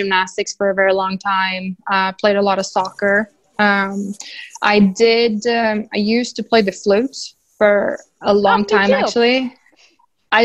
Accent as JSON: {"language": "English", "country": "Sweden", "moved": "yes", "said": "I'm from Sweden. So I love going home."}